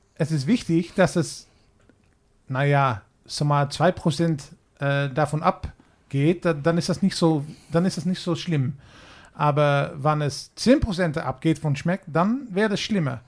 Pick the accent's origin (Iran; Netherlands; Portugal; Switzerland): Netherlands; German is a second language; wir haben in Holland